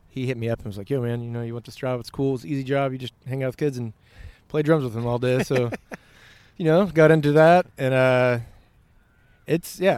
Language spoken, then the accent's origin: English; Little Rock, Arkansas, United States; growing up in Little Rock